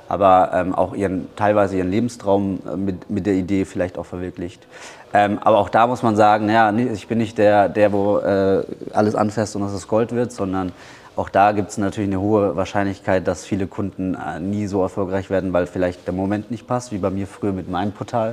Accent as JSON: {"language": "German", "town": "Bamberg", "region": "Bavaria", "country": "Germany", "tie": "born or raised there", "moved": "as an adult", "lives_now": "Thailand", "said": "ich komme aus Bamberg, ich bin hier geboren. Bamberg ist auch meine Heimat."}